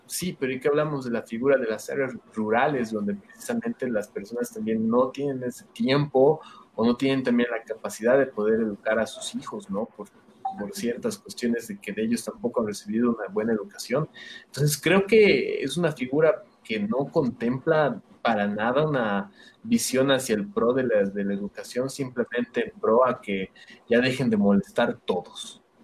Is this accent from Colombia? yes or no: no; Bolivia; nosotros como, como bolivianos